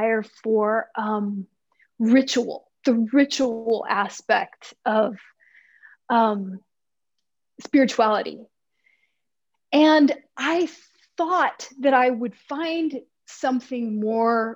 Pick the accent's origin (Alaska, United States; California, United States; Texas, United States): Texas, United States; I grew up in Texas in the 70s and 80s.